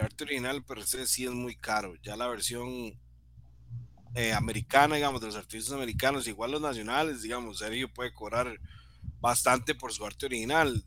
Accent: San Sebastián, San José, Costa Rica; Yo soy de San Sebastián

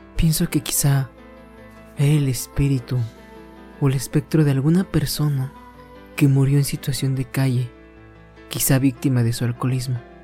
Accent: Mexico; todos los que somos mexicanos y que practicamos esta bonita costumbre

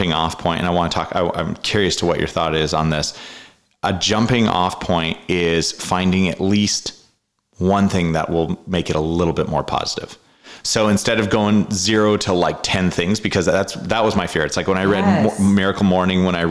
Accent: Canada; moved away; I grew up in Canada

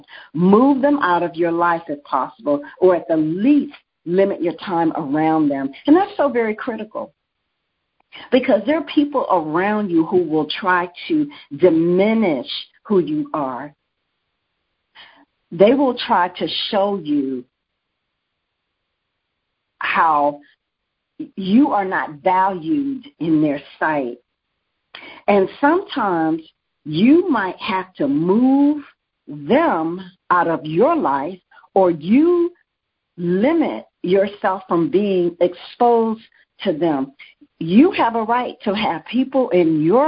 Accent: United States; As an American

